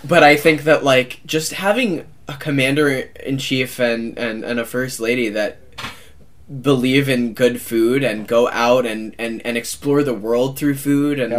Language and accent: English; United States; as an American as someone who grew up like with like cereal on the table